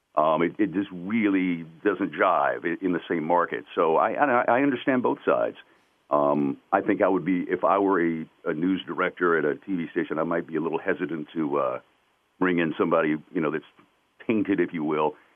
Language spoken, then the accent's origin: English; North Carolina, United States; accent: twang; I was from the South. I grew up in North Carolina, so it definitely had a little bit of a twang to it.